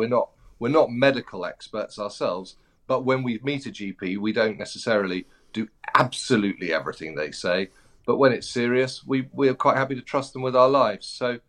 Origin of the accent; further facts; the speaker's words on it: United Kingdom; But then being a British person is difficult at the moment.